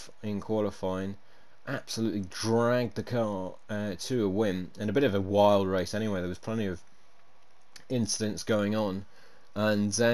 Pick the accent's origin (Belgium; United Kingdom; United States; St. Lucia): United Kingdom; as a Brit myself